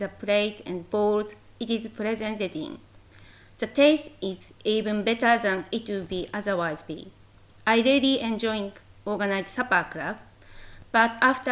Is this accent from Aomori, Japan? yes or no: no; Tokyo, Japan; English is a second language; moved away; I was born in Tokyo.